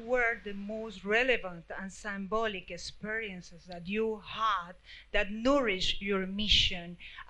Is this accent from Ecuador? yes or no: yes; Ecuador; now in Dubai, United Arab Emirates; visual artist from Ecuador, living in Dubai.